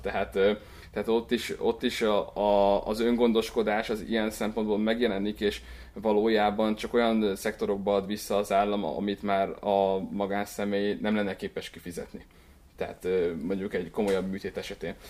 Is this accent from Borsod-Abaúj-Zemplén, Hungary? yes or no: no; Csepreg, Vas, Hungary; moved away as an adult; now in Budapest, Hungary; Én Vas megyéből származok, a Vas megyei Csepregről